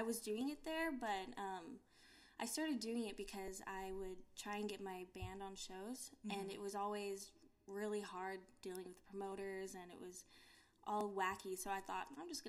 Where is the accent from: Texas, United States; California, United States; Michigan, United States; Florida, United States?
California, United States; also born or lived in Churchill, Tennessee / Arizona / Austin / Houston; I'm from California, then my mom moved here, and then I moved to Tennessee, then Arizona, then Austin, and now here.